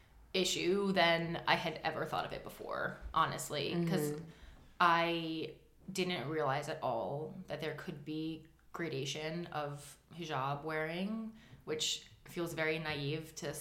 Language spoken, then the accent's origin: English; United States; also born or lived in Jordan; as someone who's obviously American in my appearance and when I speak